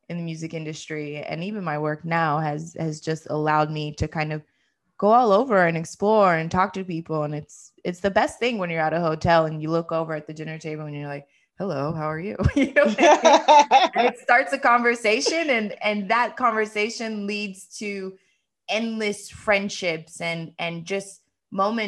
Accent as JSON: {"language": "English", "country": "United States", "tie": "born or raised there", "moved": "yes", "said": "growing up in the U.S."}